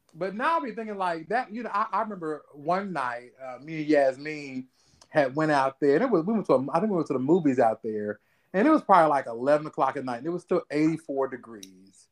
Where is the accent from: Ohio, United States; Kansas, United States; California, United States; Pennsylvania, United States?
Ohio, United States; moved away; I'm from Ohio